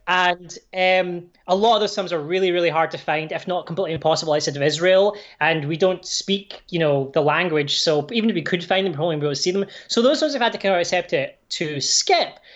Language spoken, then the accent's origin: English; Irvine, Scotland, United Kingdom; also born or lived in Glasgow; now in Canada; I was born in Glasgow, but I grew up on the west coast in this town called Irvine